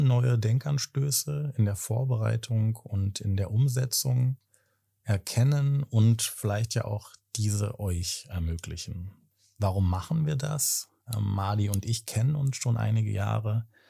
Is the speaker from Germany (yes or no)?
yes; Berlin, Germany; 35, komme aus Berlin.